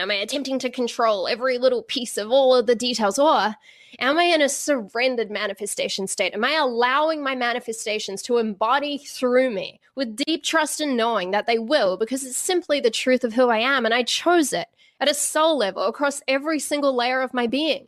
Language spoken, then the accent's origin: English; Auckland, New Zealand; I grew up in Auckland, in New Zealand.